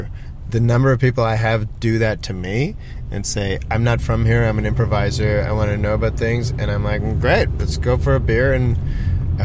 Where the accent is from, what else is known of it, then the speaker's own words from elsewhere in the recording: Toronto, Ontario, Canada; moved away as an adult; now in Sydney, Australia; I grew up playing in the Toronto equivalent of like the theatre sports scene, both in high school and outside of high school.